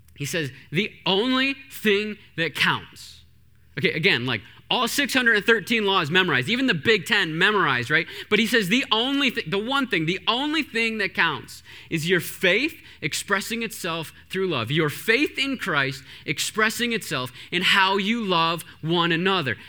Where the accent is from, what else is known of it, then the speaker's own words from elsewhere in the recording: Canada; I grew up in Canada.